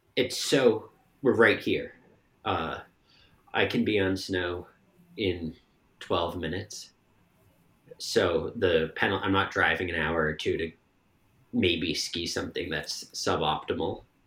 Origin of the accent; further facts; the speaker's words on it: Bedford, Massachusetts, United States; also born or lived in Maine / Connecticut; now in Stowe, United States; I'm from Bedford, Massachusetts